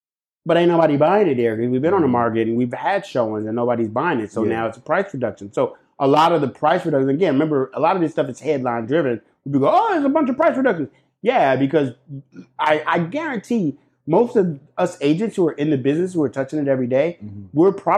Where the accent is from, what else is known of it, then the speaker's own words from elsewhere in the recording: Catskill, New York, United States; But that's crazy because I grew up on Catskill.